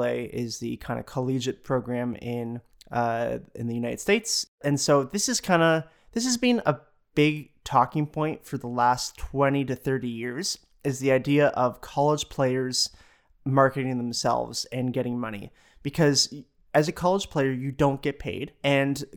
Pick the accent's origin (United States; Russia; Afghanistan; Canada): Canada; Ontario; The southernmost tip of Canada in Ontario. We're from Ontario